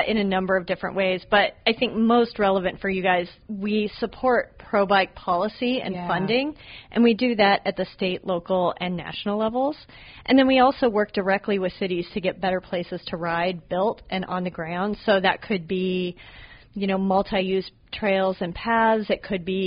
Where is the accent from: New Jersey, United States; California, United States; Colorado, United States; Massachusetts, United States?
Colorado, United States; Boulder; my hometown of Boulder, Colorado